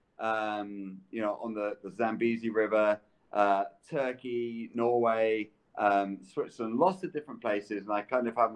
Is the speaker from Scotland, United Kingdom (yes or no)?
yes; Scotland, United Kingdom; moved away as an adult; now in United States; growing up in the UK, growing up in Scotland as well